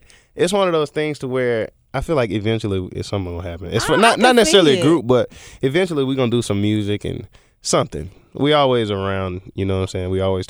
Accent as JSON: {"language": "English", "town": "Memphis", "region": "Tennessee", "country": "United States", "tie": "born or raised there", "said": "I'm from Hickory Hill. That's where I was born at till I was about 8, and then we moved over, like, by the University of Memphis. So."}